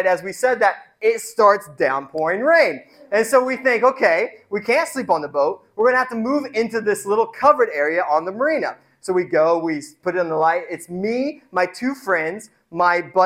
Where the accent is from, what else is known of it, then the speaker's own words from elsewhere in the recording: Indiana, United States; I grew up in Indiana